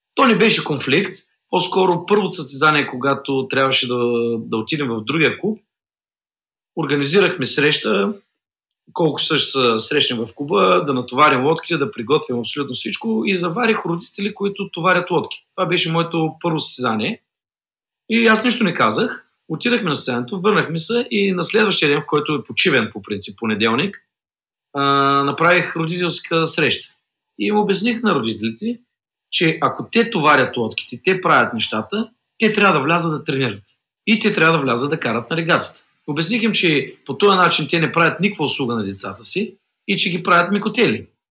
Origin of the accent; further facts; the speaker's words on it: Bulgaria; аз съм от България